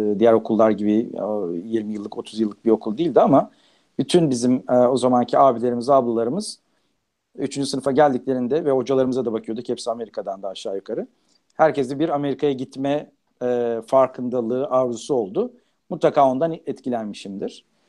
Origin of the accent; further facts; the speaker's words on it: Turkey; also born or lived in Paris, France; now in United States; doğduğum, büyüdüğüm ülkeye, e, yeniden dönüp